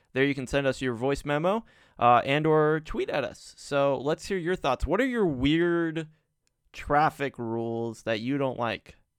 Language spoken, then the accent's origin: English; California, United States; growing up in California